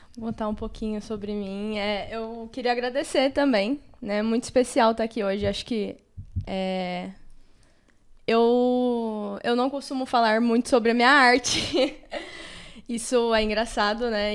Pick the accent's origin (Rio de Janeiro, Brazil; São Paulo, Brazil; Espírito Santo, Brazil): São Paulo, Brazil; Eu nasci e fui criada no Capão Redondo